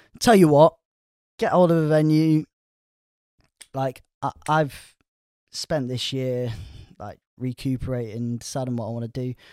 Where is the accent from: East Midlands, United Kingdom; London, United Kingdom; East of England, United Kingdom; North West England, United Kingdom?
North West England, United Kingdom; Ulverston; moved away as an adult; also born or lived in Barrow-in-Furness; now in Swansea, United Kingdom; I'd say my hometown was more Ulverston when I was growing up, but I'm not saying it's more Barrow